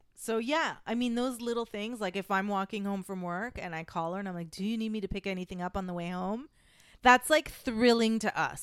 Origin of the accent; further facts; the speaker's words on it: Canada; moved away as an adult; now in United States; I am a Canadian citizen, so that's, but I am a permanent resident in the United States